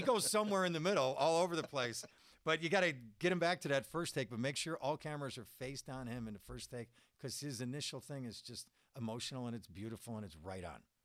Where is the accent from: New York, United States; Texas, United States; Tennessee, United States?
New York, United States; Buffalo; born or raised there; moved away